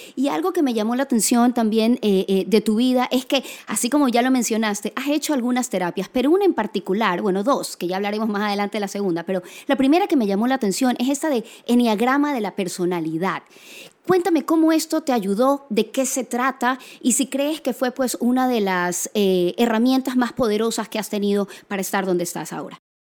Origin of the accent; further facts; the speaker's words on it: Guayaquil, Guayas, Ecuador; Soy guayaquileña